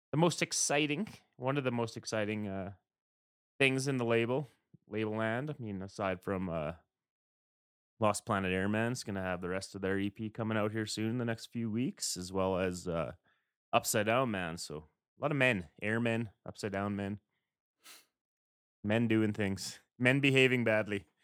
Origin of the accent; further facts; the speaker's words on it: West, Canada; So we're we're the Canadian guys over in the West.